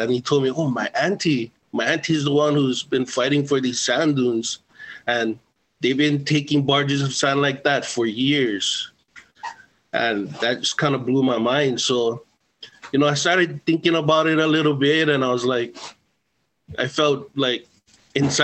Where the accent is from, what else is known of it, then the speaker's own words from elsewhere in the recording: Hawaii, United States; also born or lived in Samoa / Maui; I was born in Samoa, raised here in Hawaii, Hanai by the Kale Kai Ohana, Naki no Ohana, and Raisin Wahe and Kihe